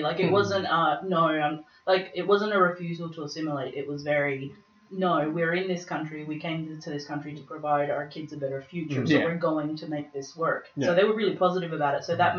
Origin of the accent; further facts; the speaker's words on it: El Salvador; one of the girls goes, oh, where are you from? And I'm from El Salvador.